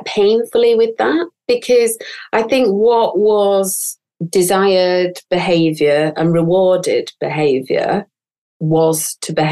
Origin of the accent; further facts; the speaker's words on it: northern England, United Kingdom; accent: northern; my northern accent